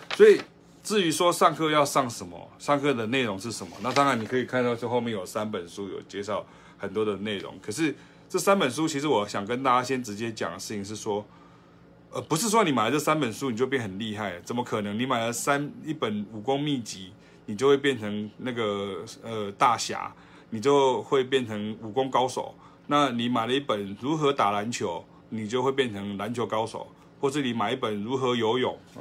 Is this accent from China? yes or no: no; southern Taiwan, Taiwan; 我自己是南部人，我家里是下岗囡仔，我是家己人